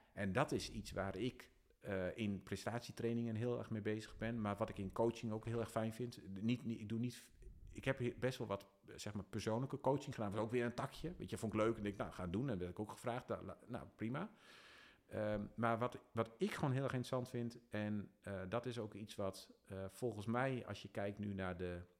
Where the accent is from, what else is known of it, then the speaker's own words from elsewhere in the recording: Dalfsen, Overijssel, Netherlands; also born or lived in Emmen; ik kom uit Dalsen